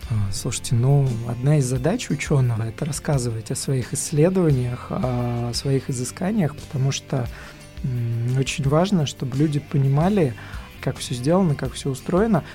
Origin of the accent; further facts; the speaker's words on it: Kokhma, Ivanovo Oblast, Russia; now in Vladivostok, Russia; я не из Иванова, я из города рядом с Иваново, Кохма